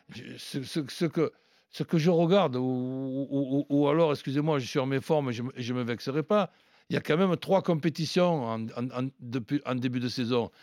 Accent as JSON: {"language": "French", "town": "Marseille", "region": "Provence-Alpes-Côte d'Azur", "country": "France", "said": "chez nous, à Marseille"}